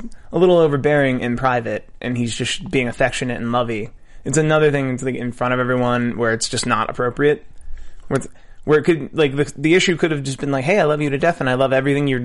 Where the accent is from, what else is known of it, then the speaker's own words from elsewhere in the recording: Philadelphia, Pennsylvania, United States; I'm from Philadelphia